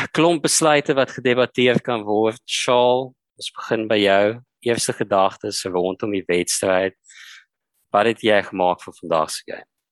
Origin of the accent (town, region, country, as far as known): South Africa